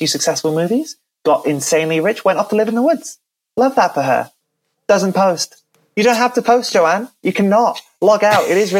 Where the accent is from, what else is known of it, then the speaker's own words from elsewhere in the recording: Wales, United Kingdom; I am Welsh. I don't think I mentioned that. I'm born and raised in Wales. Don't really have the accent, unfortunately.